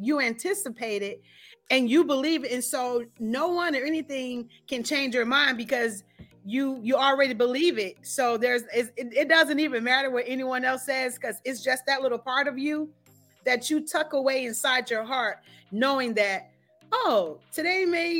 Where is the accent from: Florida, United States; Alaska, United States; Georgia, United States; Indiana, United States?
Indiana, United States; Gary; So actually, I'm originally from Gary.